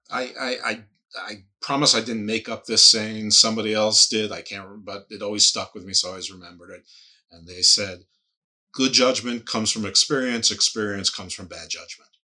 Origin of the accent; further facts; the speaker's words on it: United States; I'm American